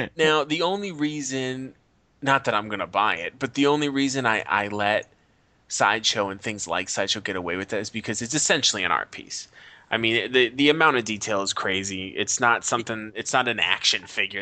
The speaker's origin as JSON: {"language": "English", "country": "United States", "said": "as an American"}